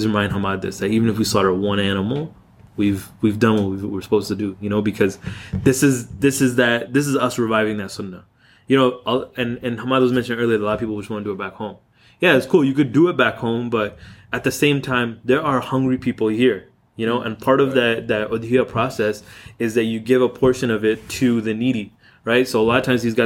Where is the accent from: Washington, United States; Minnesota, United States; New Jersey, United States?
Washington, United States; Seattle; When I was growing up in Seattle, we didn't have any halal stores or anything like that.